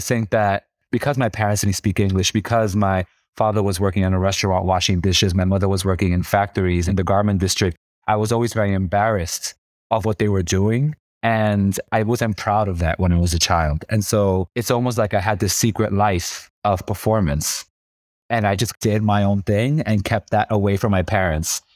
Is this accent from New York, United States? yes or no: yes; New York City, New York, United States; moved away; I grew up in New York City, and I grew up in the hood